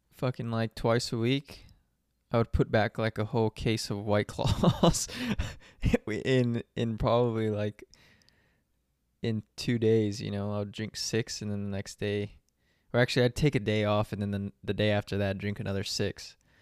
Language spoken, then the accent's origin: English; San Antonio, Texas, United States; moved away as an adult; now in Phoenix, United States; I'm from San Antonio